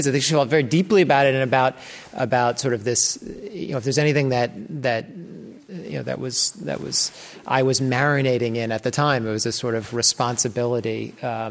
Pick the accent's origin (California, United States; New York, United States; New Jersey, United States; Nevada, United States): New York, United States; New York City; also born or lived in Great Barrington, Massachusetts; I grew up in New York City